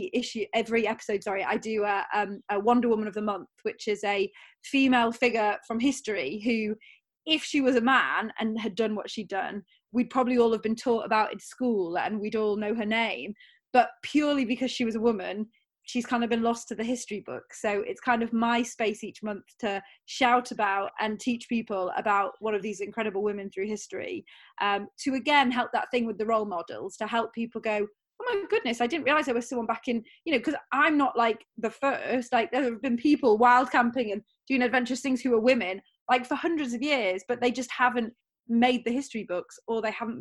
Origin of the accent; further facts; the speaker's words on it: North Wales, United Kingdom; now in near Heathrow Airport, United Kingdom; I grew up in North Wales. So I grew up near Snowdonia National Park